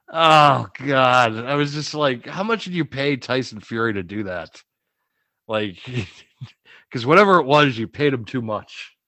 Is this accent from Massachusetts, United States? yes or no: yes; Boston, Massachusetts, United States; I'm from Boston